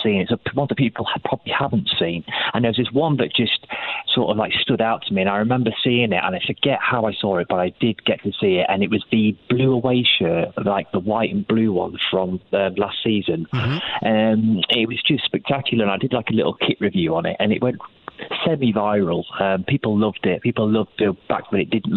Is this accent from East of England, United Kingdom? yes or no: no; Lincoln, East Midlands, United Kingdom; in Lincoln, where I'm from